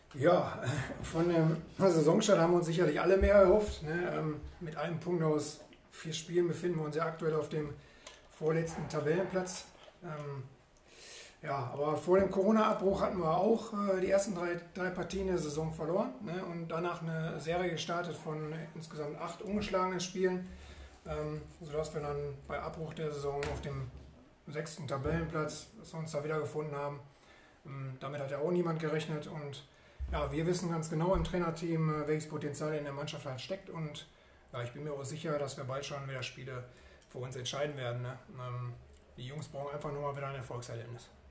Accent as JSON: {"language": "German", "town": "Oberhausen", "region": "North Rhine-Westphalia", "country": "Germany", "tie": "born or raised there", "said": "als gebürtiger Oberhausener"}